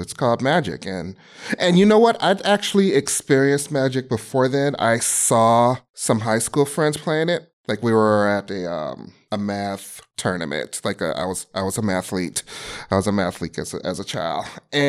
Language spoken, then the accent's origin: English; Chicago, Illinois, United States; I grew up in Chicago, Illinois. Still live there. Been there 40 years of my life.